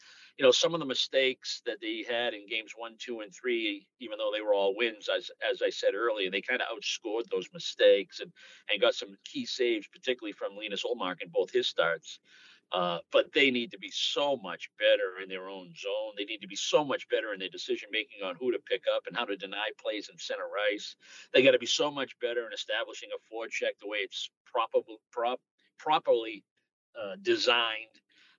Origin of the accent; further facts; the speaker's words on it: Boston, Massachusetts, United States; I'm a Northeasterner. I grew up in Boston